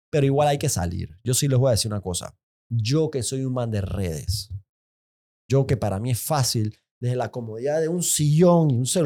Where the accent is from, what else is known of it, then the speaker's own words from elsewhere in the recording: Panama; son marchas cívicas de gente normal, de gente buena, de gente orgullosa como panameños.